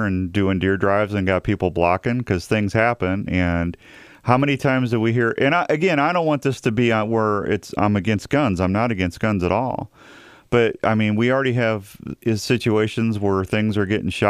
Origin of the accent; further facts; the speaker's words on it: Missouri, United States; now in Iowa, United States; I grew up in Missouri